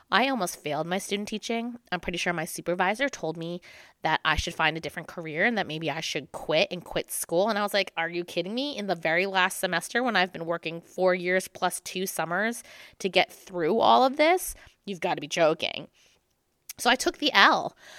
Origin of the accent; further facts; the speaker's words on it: New Jersey, United States; moved away as an adult; also born or lived in New York City; growing up in New Jersey